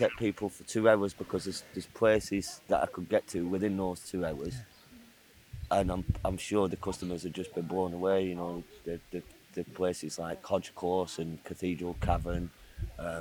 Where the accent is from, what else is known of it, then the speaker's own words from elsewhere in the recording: Rochdale, North West England, United Kingdom; now in Windermere, United Kingdom; I'm from Rochdale originally.